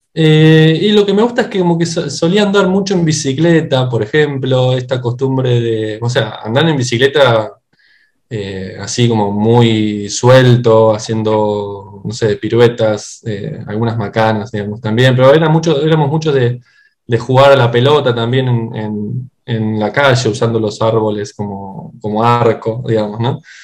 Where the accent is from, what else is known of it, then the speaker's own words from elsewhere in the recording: Buenos Aires Province, Argentina; moved away as an adult; now in Buenos Aires, Argentina; soy originario en realidad también de, o sea, dentro de la provincia de Buenos Aires